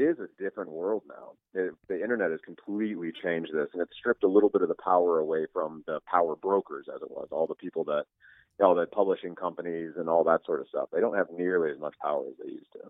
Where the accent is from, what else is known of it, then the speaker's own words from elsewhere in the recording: Northwest Indiana, United States; also born or lived in Beaumont, Texas; I was born in Northwest Indiana, but then when I was pretty young, we moved to Texas, down by uh, um, pretty close to Beaumont, okay. Texas, and lived there for a, a something like six or seven years when I was a kid. And then we moved back up to Northwest Indiana, and I was there through like high school and junior high